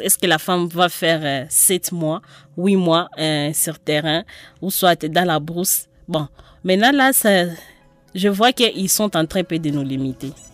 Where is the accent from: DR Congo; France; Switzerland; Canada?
DR Congo; nous, en tant que Congolais